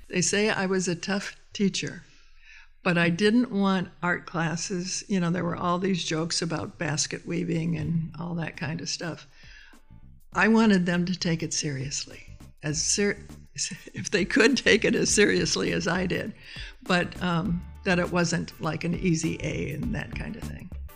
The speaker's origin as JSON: {"language": "English", "town": "Austin", "region": "Minnesota", "country": "United States", "tie": "born or raised there", "moved": "yes", "lives_now": "Portland, United States", "said": "my hometown of Austin, Minnesota"}